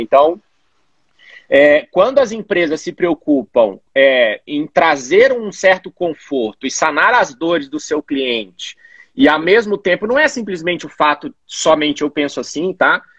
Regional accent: Belo Horizonte, Minas Gerais, Brazil; moved away as an adult; also born or lived in Florianópolis; Eu sou natural de Belo Horizonte, estou em Belo Horizonte atualmente

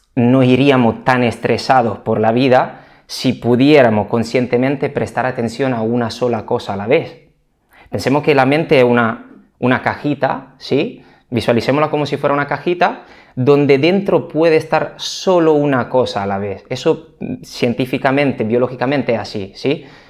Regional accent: Italy; moved away as an adult; now in Spain; soy italiano, aunque lleve más de 10 años en España ya

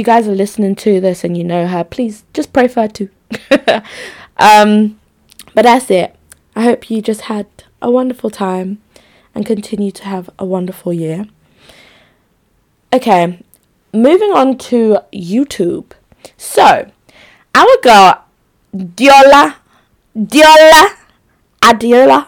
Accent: Nigeria; I'm Nigerian too

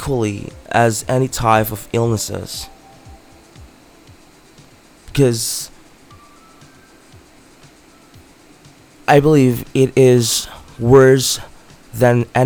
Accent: Philippines; my hometown in the Philippines

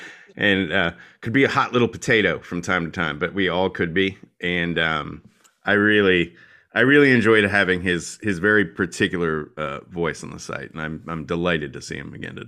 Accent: Texas, United States; I was raised in Texas. My parents have no accents to speak of. This is just how I ended up talking, and a lot of people assume that I'm from up north somewhere.

